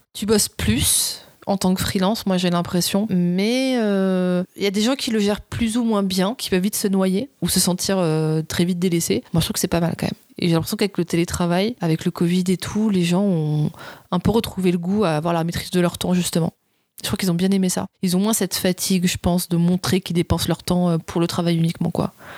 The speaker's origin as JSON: {"language": "French", "region": "south of France", "country": "France", "moved": "yes", "lives_now": "Paris, France", "said": "je viens du sud de la France"}